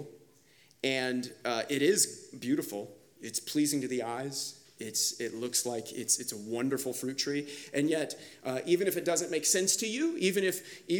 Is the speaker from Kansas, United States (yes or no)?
yes; Kansas, United States; now in Charlotte, United States; I grew up in Kansas